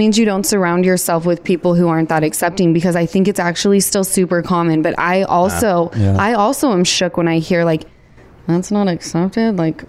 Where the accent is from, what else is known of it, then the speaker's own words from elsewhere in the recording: Salt Lake City, Utah, United States; I'm from Utah, which people don't realize that Salt Lake, where I come from